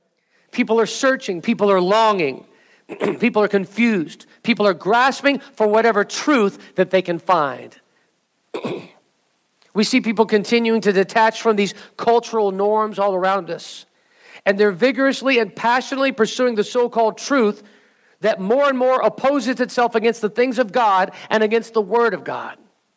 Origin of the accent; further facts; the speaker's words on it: Southern California, United States; I grew up in Southern California during this time